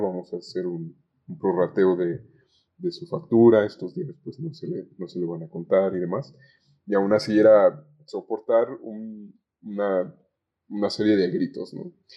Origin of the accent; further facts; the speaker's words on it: Zamora, Michoacán, Mexico; now in Guadalajara, Mexico; yo no soy originario de Guadalajara, vivo en Guadalajara, pero soy originario de, de Zamora, Michoacán